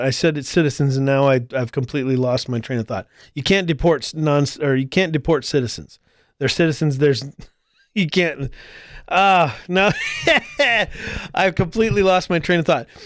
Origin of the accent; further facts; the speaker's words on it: United States; as an American citizen, I cannot travel to Canada.